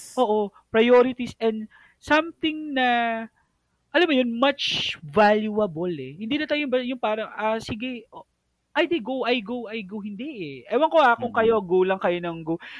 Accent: Philippines; as being a Filipino

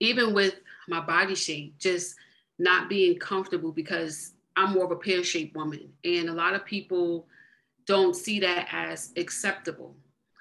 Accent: Jersey City, New Jersey, United States; also born or lived in Greenville, South Carolina; I grew up in Jersey City, New Jersey. Originally, I'm born in Greenville, South Carolina. And my family migrated here back in 1977, I want to say. I was about 2 years old

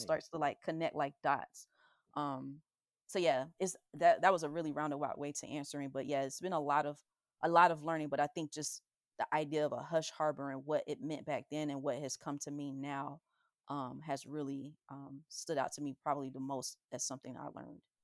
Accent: the South, United States; growing up in the South

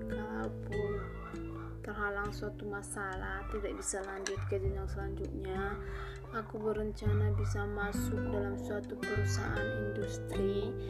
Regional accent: North Sumatra, Indonesia; Aku berasal dari Sumatera Utara, SMA Negeri 1 Parlimita.

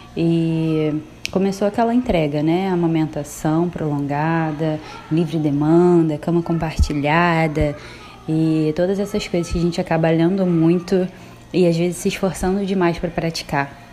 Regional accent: Rio de Janeiro, Brazil; sou carioca da Gema

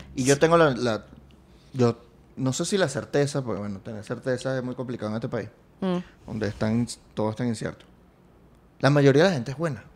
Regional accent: Venezuela; vengo de un país con una historia

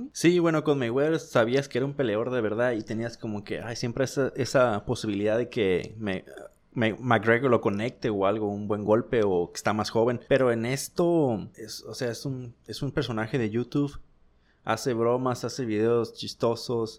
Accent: Mexicali, Baja California, Mexico; now in United States; aquí en mi ciudad natal

